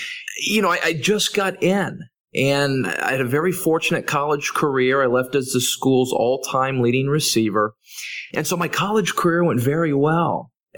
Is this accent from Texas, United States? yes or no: yes; Texas, United States; growing up in Texas